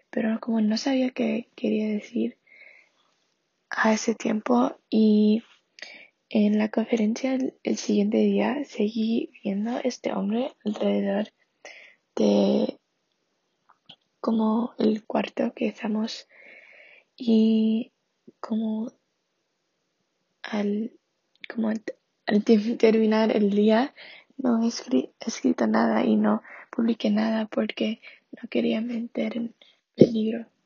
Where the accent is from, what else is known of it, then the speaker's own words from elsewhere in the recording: Santa Marta, Magdalena, Colombia; mi ciudad natal de Santa Marta, Colombia